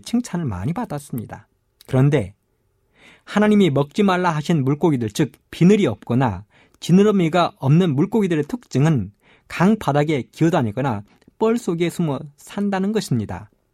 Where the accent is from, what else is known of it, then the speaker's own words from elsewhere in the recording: South Korea; 어릴 적 저는 섬진강가에 살면서